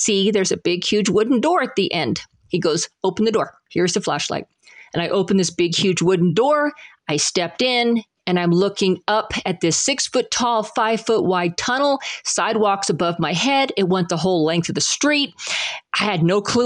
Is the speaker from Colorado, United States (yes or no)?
yes; Salida, Colorado, United States; I was raised in Salida